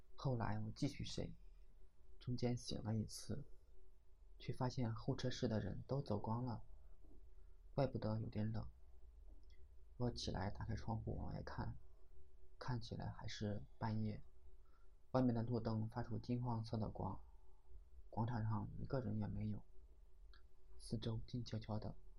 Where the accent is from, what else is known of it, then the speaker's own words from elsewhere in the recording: Jiaxing, Zhejiang, China; 用我们嘉兴话叫做排红树木